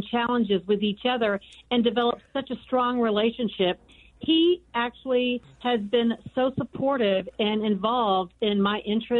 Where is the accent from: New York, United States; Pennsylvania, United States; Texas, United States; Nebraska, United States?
Texas, United States; Houston; now in Phoenix, United States; I'm originally from Houston, Texas, but I've been living in Phoenix for the last 25 years